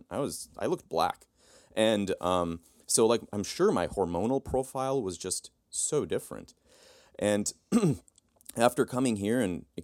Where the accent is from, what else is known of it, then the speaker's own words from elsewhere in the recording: Turkey; now in United States; and I grew up in Turkey. And when I came back to the United States, uh, I swelled up like a balloon.